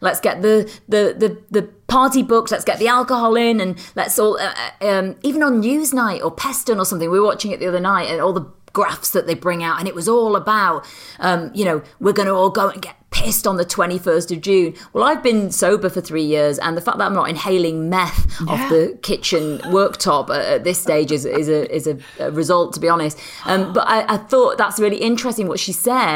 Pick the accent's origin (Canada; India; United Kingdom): United Kingdom; I'm British